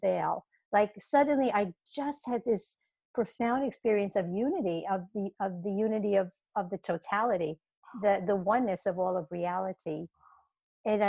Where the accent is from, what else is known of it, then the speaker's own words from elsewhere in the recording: New York City, New York, United States; I was 6 years old and I was growing up in Brooklyn, New York